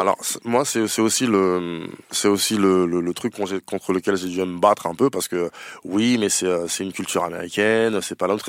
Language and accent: French; Noisy, Île-de-France, France; also born or lived in Paris; J'ai grandi à Noisy, oui. À je suis né à Paris, mais j'ai grandi à Noisy